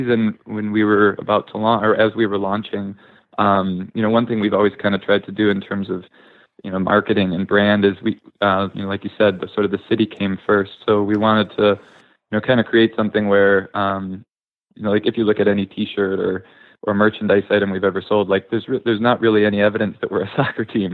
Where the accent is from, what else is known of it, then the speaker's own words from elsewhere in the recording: Grosse Pointe, Michigan, United States; I grew up in the suburbs. I grew up in Grosse Pointe. I still live there